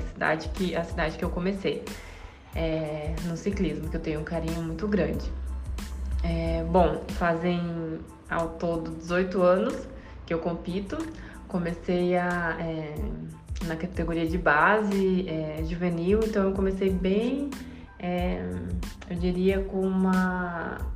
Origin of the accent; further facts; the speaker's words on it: Indaiatuba, São Paulo, Brazil; sou de Indaiatuba, interior de São Paulo